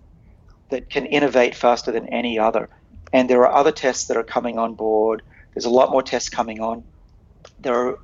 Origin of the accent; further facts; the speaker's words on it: United States; I'm American.